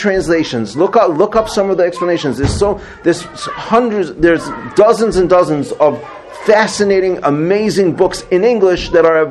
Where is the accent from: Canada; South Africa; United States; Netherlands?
South Africa; moved away; I grew up in South Africa